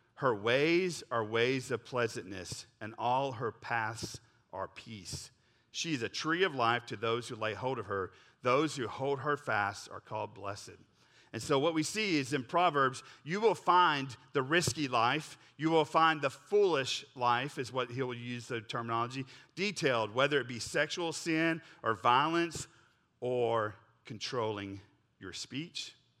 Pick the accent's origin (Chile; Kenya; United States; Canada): United States; Oklahoma; I grew up in Oklahoma